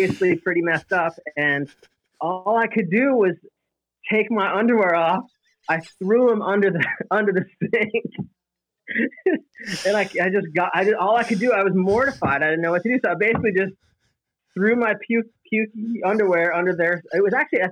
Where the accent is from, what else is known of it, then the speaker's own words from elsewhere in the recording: East Greenbush, New York, United States; I grew up in a little suburb called East Greenbush